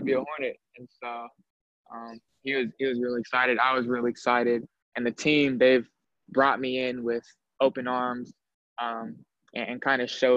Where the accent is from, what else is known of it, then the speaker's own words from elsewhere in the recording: Sacramento, California, United States; moved away; my hometown school, which is another Division I program